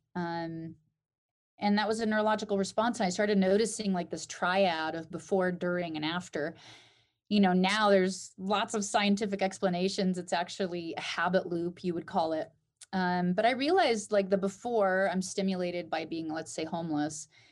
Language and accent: English; Alaska, United States; Growing up in Alaska